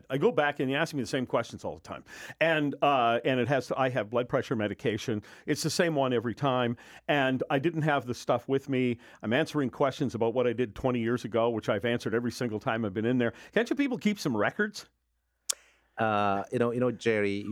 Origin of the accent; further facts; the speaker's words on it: United Kingdom; now in United States; Uh, I came from Britain in 1980, and I have a nice little certificate from the Red Cross saying I donated 109 times.